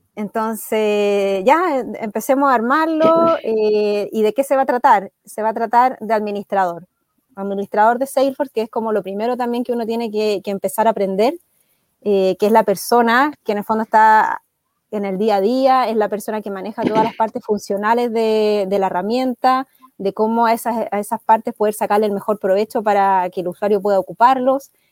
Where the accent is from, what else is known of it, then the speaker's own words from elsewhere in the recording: Chile; soy chilena